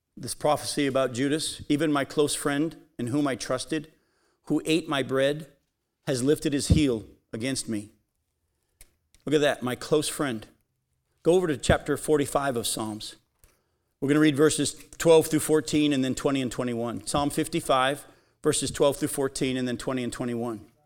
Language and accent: English; New England, United States; as a kid growing up in New England